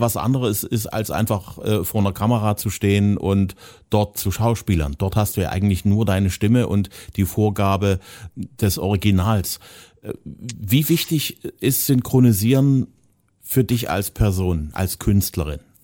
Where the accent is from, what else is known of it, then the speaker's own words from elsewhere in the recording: eastern Germany, Germany; speziell im Ostteil von Deutschland, da wo ich herkomme